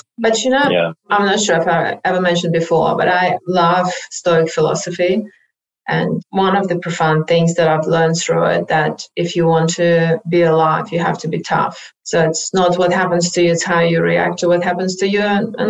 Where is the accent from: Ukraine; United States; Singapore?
Ukraine; Odesa, Odesa Oblast; now in Australia; I'm not sure if you're aware, but I am from Ukraine originally. I moved to Australia about 29 years ago, but from the beautiful city of Odessa that hopefully they're not going to bomb. That's the third largest city in Ukraine.